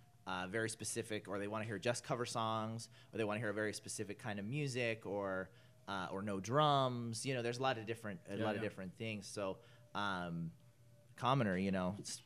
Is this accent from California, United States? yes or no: yes; Northern California, United States; now in Whittier, United States; I grew up in Northern California